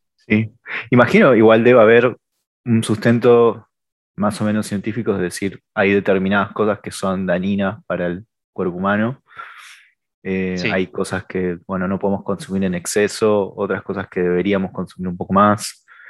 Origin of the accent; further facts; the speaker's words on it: Argentina; venimos de Argentina